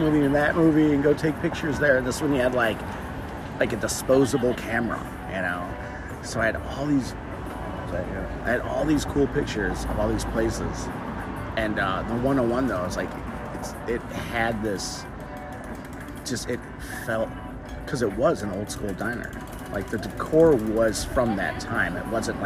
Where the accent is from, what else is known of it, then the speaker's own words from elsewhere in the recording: Chicagoland, Illinois, United States; moved away as an adult; also born or lived in Hollywood, Los Angeles; originally I'm from Chicagoland, but I'm from the suburbs, but a big suburb. So, you know, and I was in the city quite a bit, but I wasn't a city boy, a suburban kid